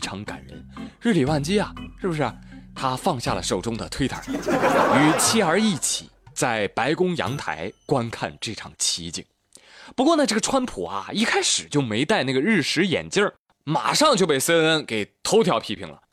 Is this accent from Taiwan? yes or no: no; China; 我们中国人